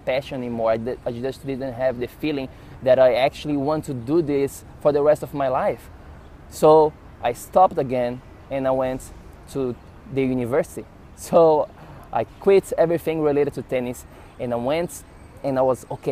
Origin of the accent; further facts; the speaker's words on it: Florianópolis, Santa Catarina, Brazil; moved away as an adult; also born or lived in São Paulo, Brazil / New York City, United States; I went from my hometown, Florianópolis, to the big city of São Paulo in Brazil